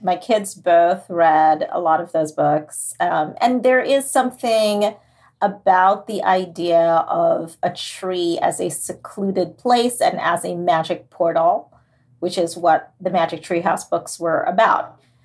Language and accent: English; Trinidad & Tobago; now in New Jersey, United States; It's set in Trinidad because that's where I was born and raised